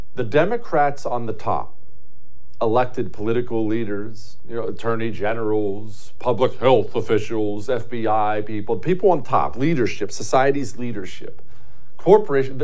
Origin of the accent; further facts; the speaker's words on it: Montana, United States; I grew up in Montana